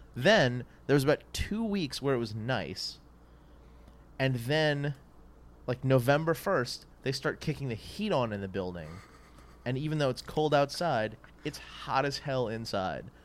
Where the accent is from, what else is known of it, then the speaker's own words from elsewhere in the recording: New Orleans, Louisiana, United States; moved away; where I grew up in New Orleans